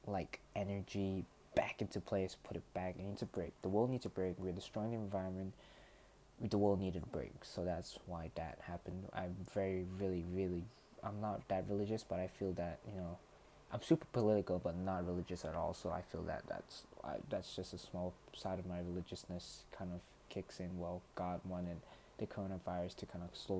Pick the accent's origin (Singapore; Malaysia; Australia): Malaysia; I'm not American. I'm purely Malaysian